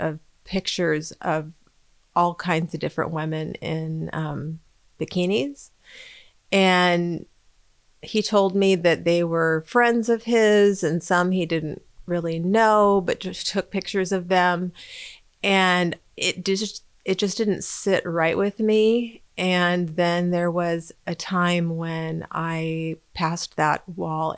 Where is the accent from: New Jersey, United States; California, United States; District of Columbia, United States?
California, United States; San Diego County; moved away as an adult; also born or lived in Arizona; now in Ventura County, United States; I grew up in San Diego County